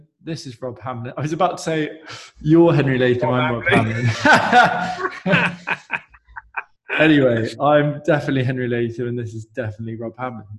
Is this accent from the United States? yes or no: no; United Kingdom; we're being really British